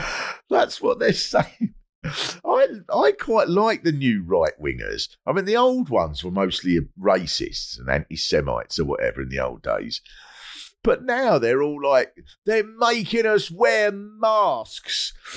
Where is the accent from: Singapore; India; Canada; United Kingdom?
United Kingdom; Kent, South East England; I grew up in Kent